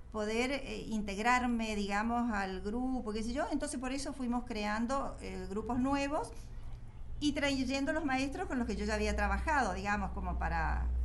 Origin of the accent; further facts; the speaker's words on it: Mendoza, Argentina; Yo soy mendocina, mi hermana nació en San Luis, mi hermano nació en Córdoba y la última en Corrientes.